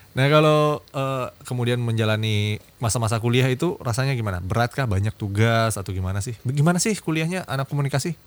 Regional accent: Makassar, South Sulawesi, Indonesia; Saya orang Makassar

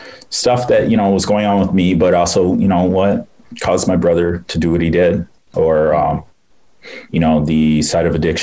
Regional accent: Rochester, New York, United States; I'm actually from Rochester, New York. I grew up in the inner city there.

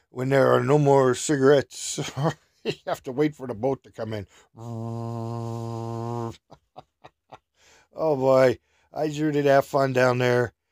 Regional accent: Minnesota, United States; Yeah, how do you know I'm from Minnesota?

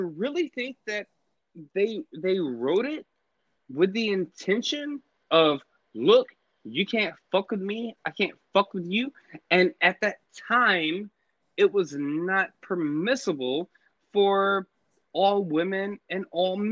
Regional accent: Atlanta, Georgia, United States; moved away as an adult; now in Virginia, United States; I was raised and grew up in Atlanta, and I just got back to Virginia, like, I don't know, 2 years ago

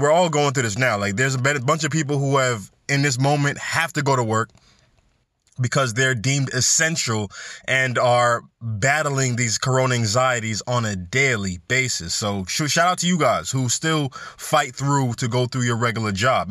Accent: New York City, New York, United States; New York City, my hometown, all right, B X all day.

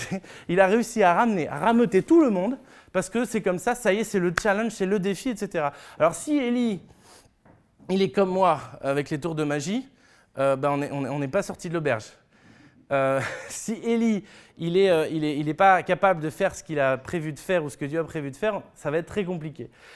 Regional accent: France; en tant que Français

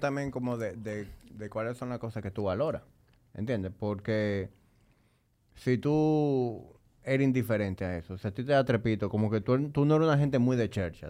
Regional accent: Dominican Republic; yo amo mi país, yo a veces me siento orgulloso de ser dominicano

